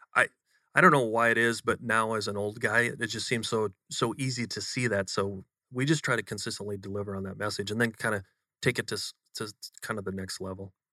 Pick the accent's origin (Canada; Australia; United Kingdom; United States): United States; Western Wisconsin; moved away as an adult; now in Austin, United States; grown up in a very humble part of uh, Western Wisconsin, just just east of Minneapolis, um, 2,000 people